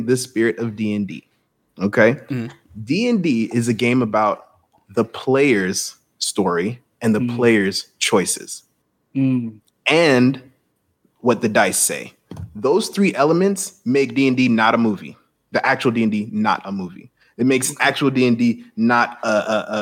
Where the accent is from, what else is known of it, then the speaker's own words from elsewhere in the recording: Jamaica; I'm Jamaican